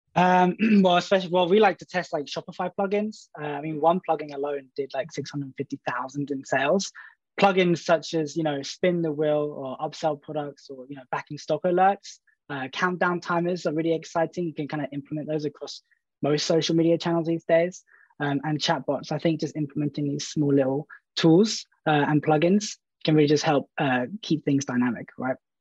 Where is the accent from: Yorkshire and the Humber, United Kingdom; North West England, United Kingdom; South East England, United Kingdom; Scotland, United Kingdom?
South East England, United Kingdom; Brighton; I'm from Brighton, and, uh, I work for a marketing agency called Favorite